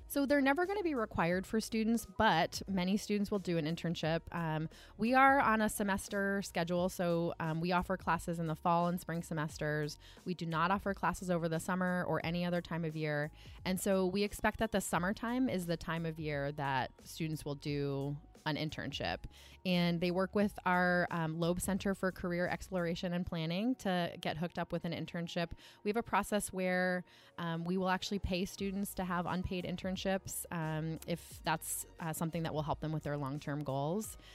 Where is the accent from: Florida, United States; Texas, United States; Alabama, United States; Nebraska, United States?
Florida, United States; also born or lived in Ohio; now in Massachusetts, United States; I am originally from Florida. Um, I spent six years in Ohio before moving to New England